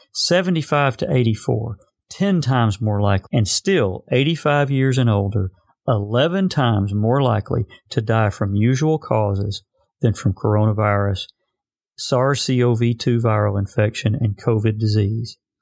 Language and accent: English; Arkansas, United States; my home state of Arkansas